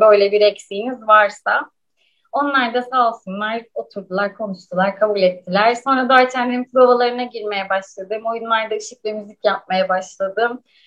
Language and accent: Turkish; İzmir, Turkey; İzmir'de doğdum ve büyüdüm.